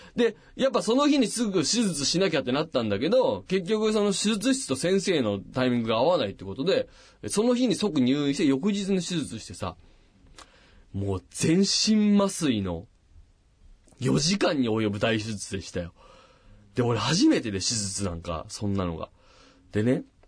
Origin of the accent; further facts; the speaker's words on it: Machida, Tokyo, Japan; 僕もあのサッカーの町、町田で育ってますから